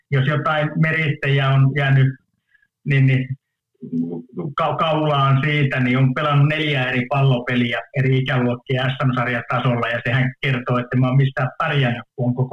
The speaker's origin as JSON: {"language": "Finnish", "town": "Oulu", "region": "North Ostrobothnia", "country": "Finland", "said": "mä oon oululainen, niin, niin kolmen lapsen ylpeä, ylpeä isä"}